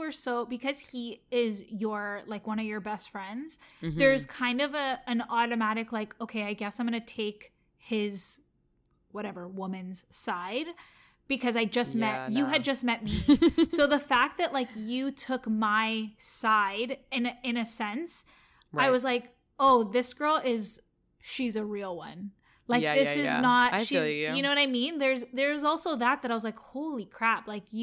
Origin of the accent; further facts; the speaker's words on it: Canada; I assume that because we're all Canadian, obviously I'm Canadian.